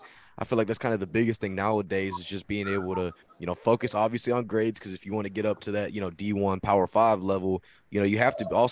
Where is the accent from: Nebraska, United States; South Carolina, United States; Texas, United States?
Texas, United States; I'm down here from Texas